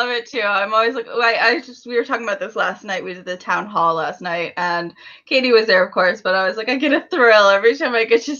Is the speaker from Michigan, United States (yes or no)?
yes; Michigan, United States; I'm from Michigan